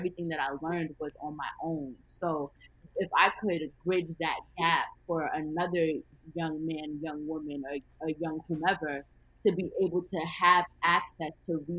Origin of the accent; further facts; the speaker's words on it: Mount Vernon, United States; have a big, a family style dinner for free in my hometown of Mount Vernon in honor of my 22nd birthday.